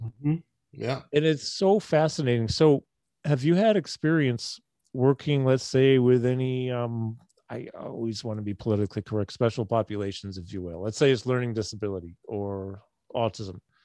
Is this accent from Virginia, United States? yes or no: no; Syracuse, New York, United States; also born or lived in Chicago; I grew up in Syracuse.